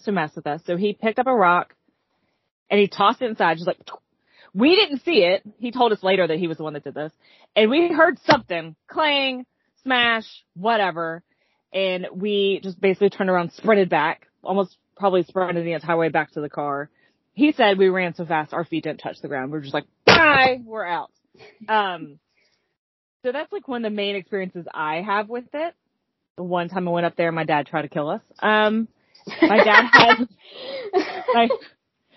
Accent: Louisville, Kentucky, United States; now in North Carolina, United States; I grew up in Kentucky, in Louisville, Kentucky specifically

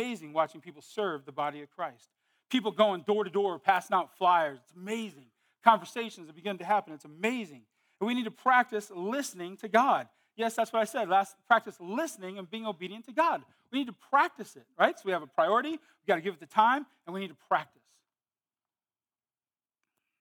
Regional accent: Modesto, California, United States; moved away; I was from California, Modesto.

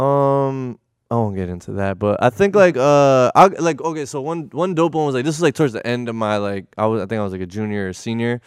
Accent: Connecticut, United States; moved away as an adult; also born or lived in Bridgeport / New Haven / Milford / North Haven; I was born in Connecticut. I was born in Bridgeport, um, hospital. And then, um, kinda moved around, you know, um, New Haven, Milford. I went to high school in North Haven.

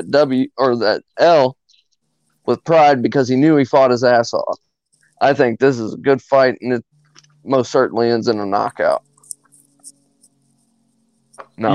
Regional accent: Texas, United States; I'm from Texas

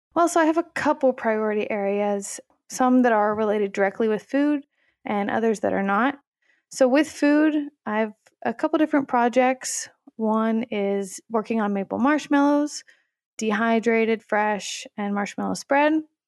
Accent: Tennessee, United States; moved away as an adult; I'm originally from Tennessee, and I went to my undergrad actually at the University of Tennessee

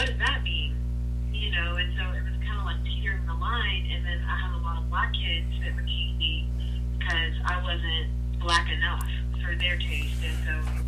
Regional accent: Greenville, South Carolina, United States; moved away as an adult; now in Charleston, United States; I'm originally from Greenville, South Carolina, and I moved to Charleston in college in 2006

